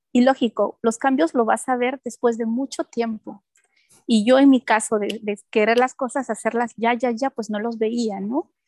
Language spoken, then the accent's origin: Spanish; Peru; now in Germany; cuando yo salí del Perú